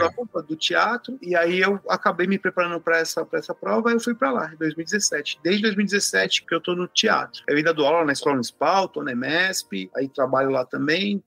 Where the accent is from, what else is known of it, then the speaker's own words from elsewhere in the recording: São Paulo, Brazil; eu sou aqui de São Paulo, tal, estudo na escola municipal